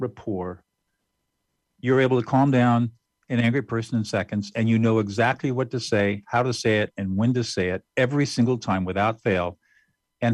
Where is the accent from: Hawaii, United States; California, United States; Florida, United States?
California, United States; Southern; also born or lived in New Hampshire; I grew up in Southern California and graduated from high school